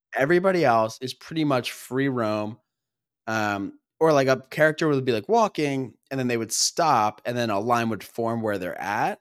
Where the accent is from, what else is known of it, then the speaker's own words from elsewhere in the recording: Philadelphia, Pennsylvania, United States; We are brothers from the Philadelphia area